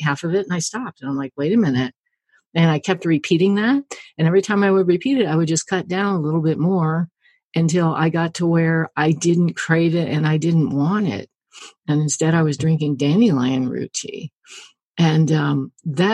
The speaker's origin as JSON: {"language": "English", "region": "the Ozarks", "country": "United States", "tie": "born or raised there", "said": "I grew up in the Ozarks and we were kind of farmy, horsey people"}